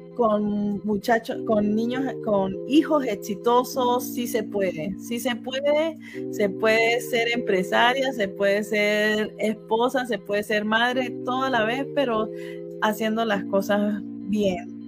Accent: San Cristóbal, Táchira, Venezuela; now in Utah, United States; soy de San Cristóbal

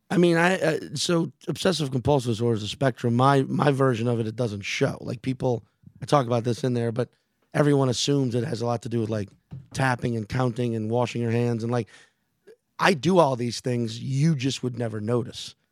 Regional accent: New Orleans, Louisiana, United States; moved away; my hometown

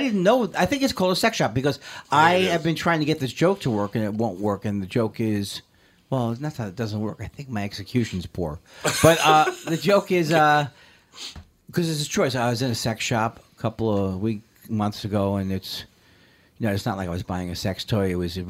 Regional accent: California, United States; because I'm from California, I prefer the original Sex Land.

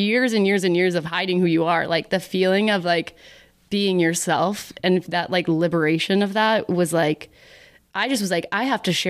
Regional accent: Dallas, Texas, United States; Spread the news. I'm from Dallas, you know.

